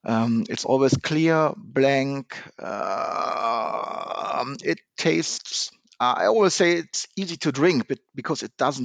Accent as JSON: {"language": "English", "town": "Neuss", "region": "North Rhine-Westphalia", "country": "Germany", "tie": "born or raised there", "also_born_or_lived": "Düsseldorf", "second_language": "English", "said": "I was born in Neuss. It's a city nearby Cologne and Düsseldorf. And I studied in Düsseldorf."}